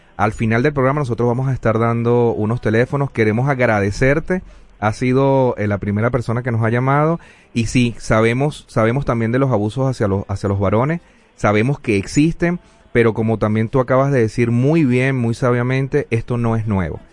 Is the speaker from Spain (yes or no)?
no; Venezuela; moved away; soy venezolano, tengo el privilegio de haber nacido en la tierra de Simón Bolívar